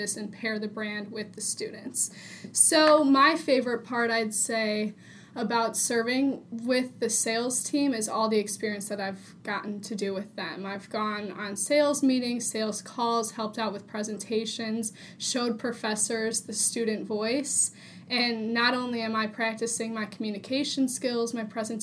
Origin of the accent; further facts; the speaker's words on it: Illinois, United States; moved away as an adult; now in Iowa, United States; while I'm a local to Iowa, actually I'm from Illinois